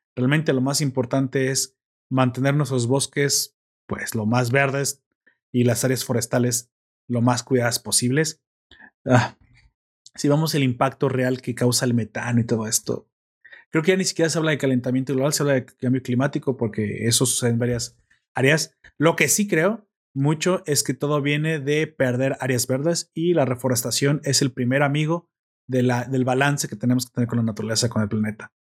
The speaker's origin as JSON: {"language": "Spanish", "country": "Mexico", "said": "como mexicano"}